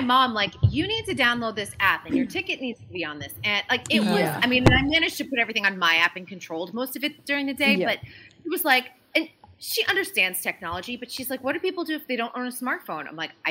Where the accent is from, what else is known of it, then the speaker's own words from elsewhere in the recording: Massachusetts, United States; because I grew up in Massachusetts. We went down to Disney almost once a year, at least for a week's vacation, because it was really affordable at the time.